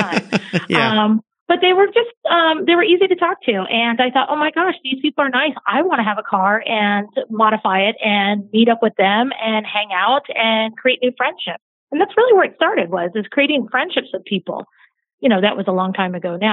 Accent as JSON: {"language": "English", "town": "Atlanta", "region": "Georgia", "country": "United States", "tie": "born or raised there", "said": "I grew up in Atlanta, Georgia"}